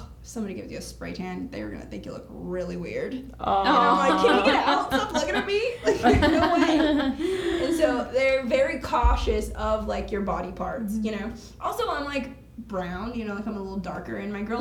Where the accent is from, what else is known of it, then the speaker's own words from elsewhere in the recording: Texas, United States; I'm from Texas